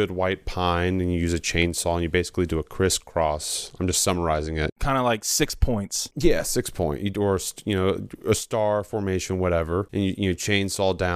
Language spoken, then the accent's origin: English; Ohio, United States; moved away; I'm from Ohio.